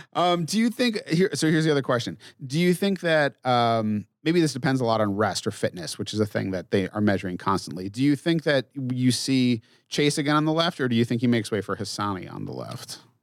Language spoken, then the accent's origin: English; Massachusetts, United States; now in Minneapolis, United States; I grew up in Massachusetts in a town of five thousand people.